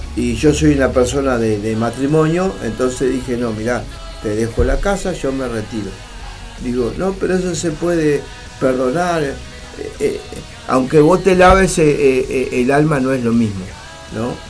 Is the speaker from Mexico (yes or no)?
no; Uruguay; estoy en mi país